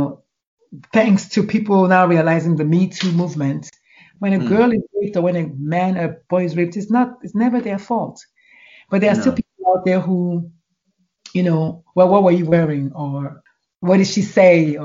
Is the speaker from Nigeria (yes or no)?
yes; Nigeria; moved away as an adult; now in United States; I grew up in Nigeria